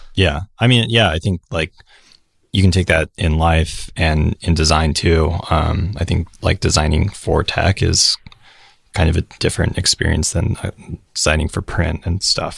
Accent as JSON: {"language": "English", "town": "Salt Lake City", "region": "Utah", "country": "United States", "tie": "born or raised there", "moved": "as an adult", "lives_now": "San Francisco, United States", "said": "I'm from Salt Lake City. Born and raised until a year ago"}